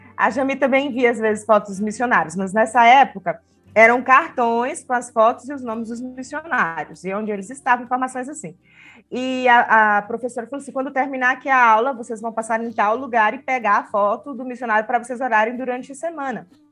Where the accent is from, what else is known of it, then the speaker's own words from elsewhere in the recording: Pará, Brazil; moved away as an adult; now in Lima, Peru; eu sou brasileira, paraense e atualmente missionária em Lima, Peru